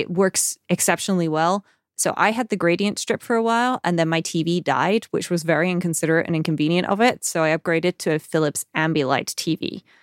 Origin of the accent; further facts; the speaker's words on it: United Kingdom; we're British